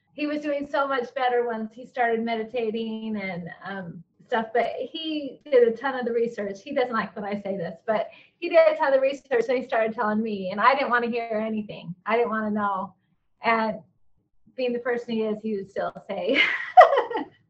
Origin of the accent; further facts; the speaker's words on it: Utah, United States; moved away as an adult; also born or lived in eastern United States; I grew up in Utah